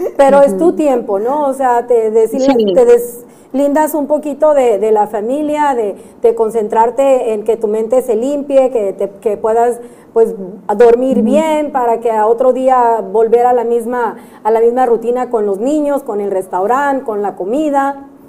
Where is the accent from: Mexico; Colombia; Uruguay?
Mexico; now in United States